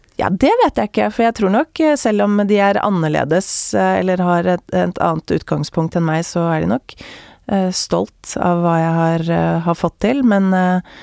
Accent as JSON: {"language": "Norwegian", "region": "Oslo", "country": "Norway", "tie": "born or raised there", "said": "jeg vokste jo opp midt i Majorstukrysset"}